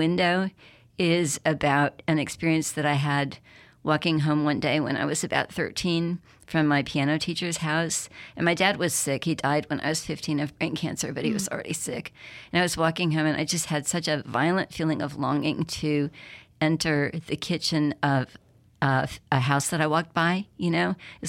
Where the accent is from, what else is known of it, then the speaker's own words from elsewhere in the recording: Berkeley, California, United States; now in Mississippi, United States; Growing up in Berkeley in the 1960s, you know, I was pretty interested in the civil rights movement.